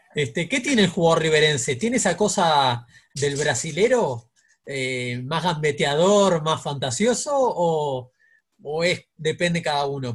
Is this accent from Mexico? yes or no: no; Uruguay; asumiste como somos los uruguayos.